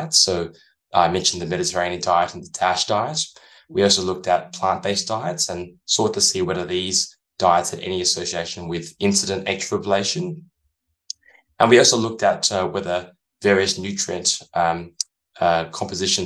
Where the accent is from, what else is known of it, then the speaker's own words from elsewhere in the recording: Adelaide, South Australia, Australia; moved away as an adult; also born or lived in San Francisco, United States; recently I've returned to my hometown of Adelaide in Australia